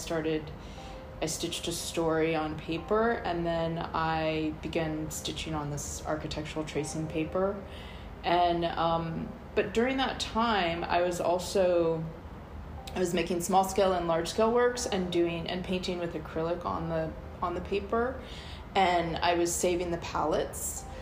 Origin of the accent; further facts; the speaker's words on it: St. Louis, Missouri, United States; also born or lived in Baltimore / Colorado; I grew up in the U.S. I was born in St. Louis, Missouri. I grew up with my mother there, and um, we also lived in Baltimore and Colorado.